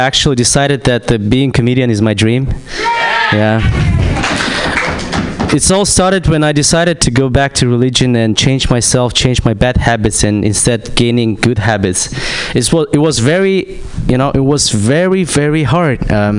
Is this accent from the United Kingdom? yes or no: no; Kazakhstan; English is a second language; I'm from Kazakhstan.